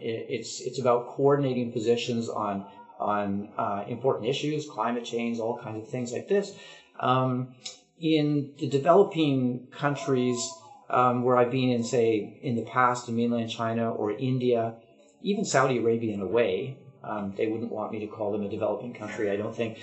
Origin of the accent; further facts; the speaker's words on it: Vancouver, British Columbia, Canada; also born or lived in Ottawa, Canada; now in Taipei, Taiwan; I grew up in Vancouver